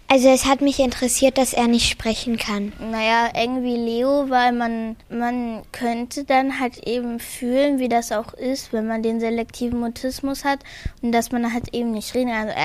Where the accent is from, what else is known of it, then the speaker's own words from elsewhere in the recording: Bitterfeld, Saxony-Anhalt, Germany; Ich komme aus Bitterfeld. Mm, mir gefällt an Bitterfeld die Gotsche sehr.